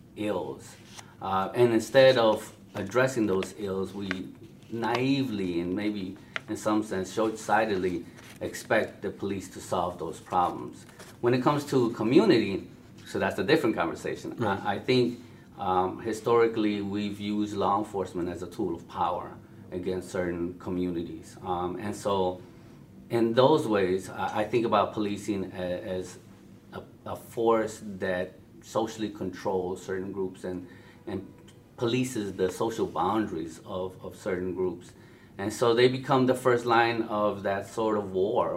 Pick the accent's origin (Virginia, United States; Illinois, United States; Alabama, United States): Illinois, United States; Chicago; I grew up in Chicago, so growing up in Chicago